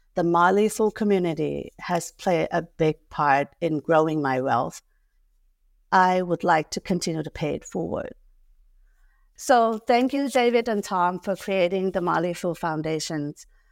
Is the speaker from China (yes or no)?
no; Thailand; moved away; I was born and raised in Thailand